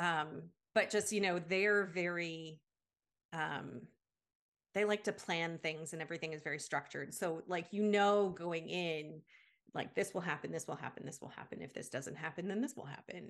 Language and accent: English; Canada; moved away as an adult; also born or lived in United States / Germany / Indonesia; I'm from Canada